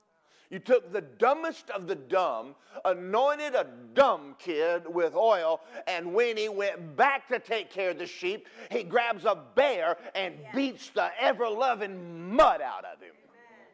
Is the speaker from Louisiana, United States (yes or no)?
no; Athens, Georgia, United States; moved away; I grew up in Athens, Georgia.